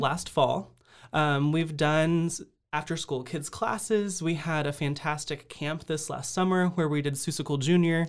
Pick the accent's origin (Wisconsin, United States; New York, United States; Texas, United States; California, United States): Texas, United States; Austin; moved away as an adult; now in Waco, United States; I'm originally from Austin